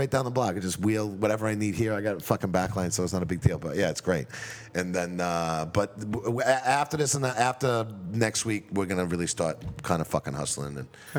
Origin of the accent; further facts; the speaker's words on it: Massachusetts, United States; Where I grew up in Massachusetts too